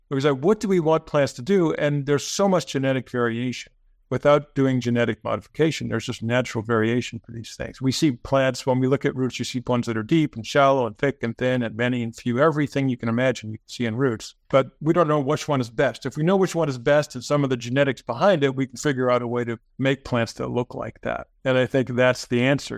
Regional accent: United States; I'm an American

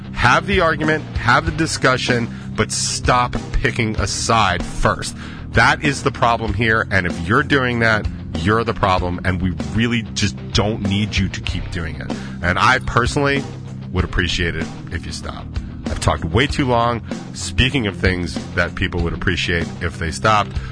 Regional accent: the South, United States; now I'm from the South

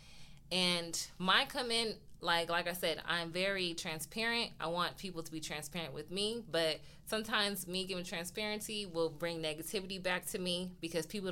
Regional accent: California, United States; we're from California

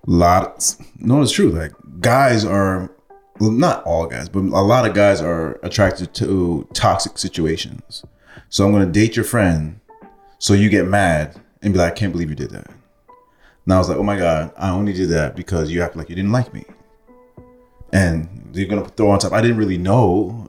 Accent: Canada; also born or lived in Jamaica; I am Canadian

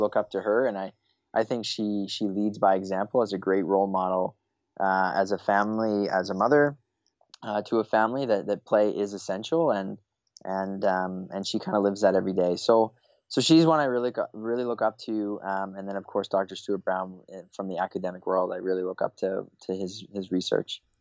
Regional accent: Eastern Canada, Canada; moved away; I'm originally from Eastern Canada, currently living, uh, in Western Canada

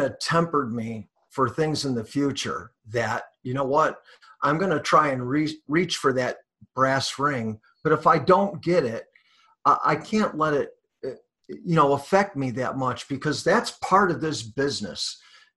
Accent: Bellwood, Illinois, United States; also born or lived in Westchester, Illinois; I grew up in the town of Bellwood.

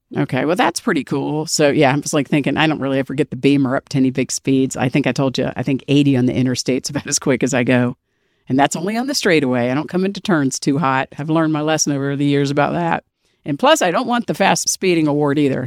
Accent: Washington, District of Columbia, United States; I'm from D C, born and raised

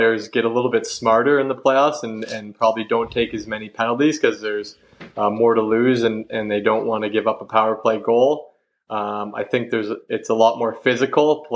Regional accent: Elmira, Ontario, Canada; I grew up in Elmira

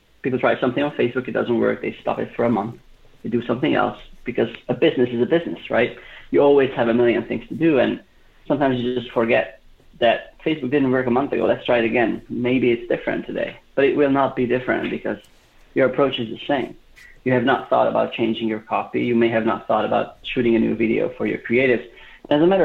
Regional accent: Budapest, Hungary; moved away as an adult; now in United States; I grew up in Budapest, Hungary, so I'm a bit far from home.

